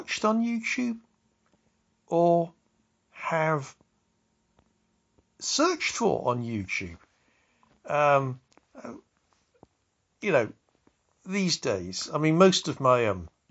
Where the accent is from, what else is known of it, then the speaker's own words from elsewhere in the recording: Wiltshire, South West England, United Kingdom; I come from Wiltshire.